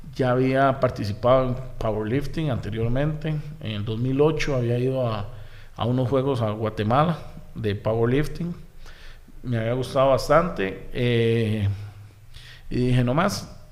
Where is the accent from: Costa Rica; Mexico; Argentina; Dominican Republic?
Costa Rica; Desamparados, San José; also born or lived in Barrio Córdoba, San José; yo nací en Barrio Córdoba, okay. porque por Quesadorán, por Plaza Víquez. Sí. Eh, posteriormente, después nos fuimos a ir a San Juan de Dios de Desamparados